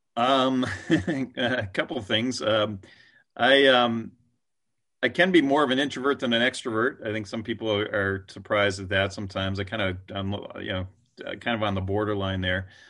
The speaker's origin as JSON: {"language": "English", "region": "East Coast", "country": "United States", "tie": "born or raised there", "moved": "yes", "lives_now": "West Coast, United States", "said": "I'm an East Coaster, uh, you know, I was born on the East Coast, but now I live on the West Coast"}